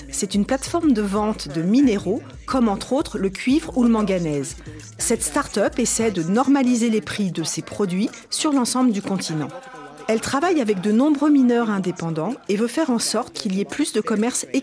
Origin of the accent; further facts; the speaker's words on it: Nigeria; moved away; Je suis retournée dans mon pays d'origine, le Nigeria, et comme j'avais aussi une formation en développeuse web